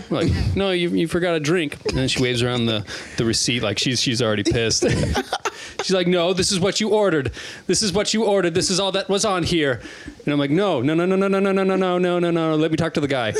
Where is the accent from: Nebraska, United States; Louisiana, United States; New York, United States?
Nebraska, United States; Omaha; also born or lived in Blair, Nebraska; I was born in Omaha